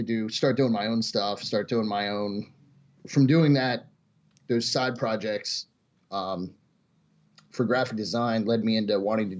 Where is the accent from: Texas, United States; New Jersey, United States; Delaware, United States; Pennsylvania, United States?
Delaware, United States; also born or lived in Michigan; I was born in Michigan. Uh-huh. And lived most of my life in Delaware.